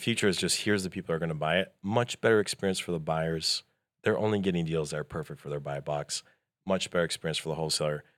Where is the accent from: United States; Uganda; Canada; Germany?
Canada; moved away; I'm originally from Canada.